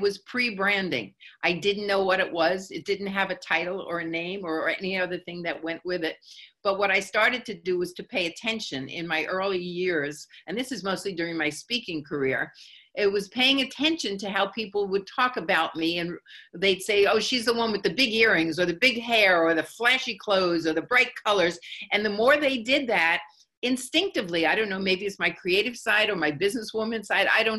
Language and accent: English; New York, United States; I'm from New York